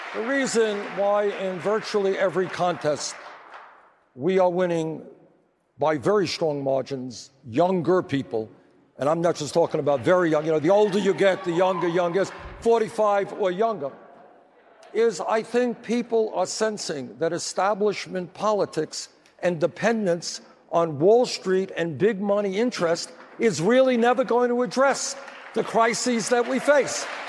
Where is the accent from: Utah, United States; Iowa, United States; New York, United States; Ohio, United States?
New York, United States; New York City; I grew up in Brooklyn, New York